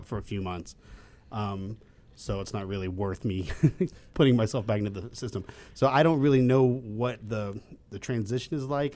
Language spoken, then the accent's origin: English; Raleigh, North Carolina, United States; moved away as an adult; also born or lived in Chicago / Amsterdam; now in Los Angeles, United States; I'm from, uh, Raleigh, North Carolina